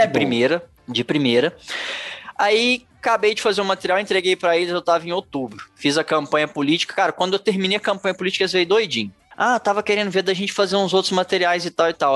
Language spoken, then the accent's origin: Portuguese; Araxá, Minas Gerais, Brazil; Eu sou de Araxá, Minas Gerais